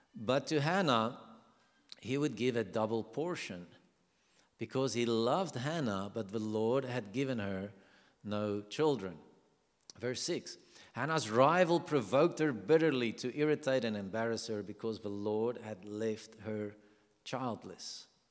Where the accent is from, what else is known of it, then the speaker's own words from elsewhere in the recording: South Africa; accent: South African; I'm from South Africa